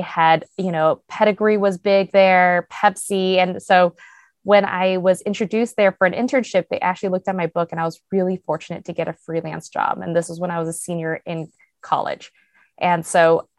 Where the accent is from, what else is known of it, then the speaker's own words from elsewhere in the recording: Cupertino, California, United States; I grew up in Cupertino, California